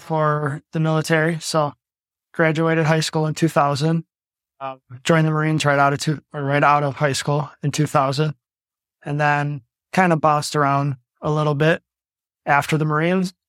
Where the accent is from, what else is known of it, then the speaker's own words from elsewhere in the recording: Milwaukee, Wisconsin, United States; now in Hales Corners, United States; born and raised in Milwaukee. I grew up in a duplex above my grandparents on the south side of Milwaukee.